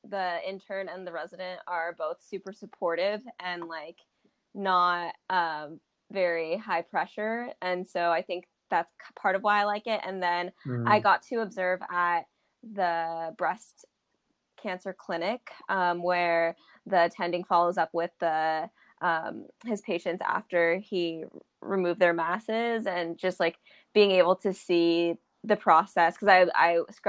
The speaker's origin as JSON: {"language": "English", "town": "Huntington Beach", "region": "California", "country": "United States", "moved": "as an adult", "lives_now": "New Haven, United States", "said": "I'm originally from Orange County. I'm from Huntington Beach, Orange County"}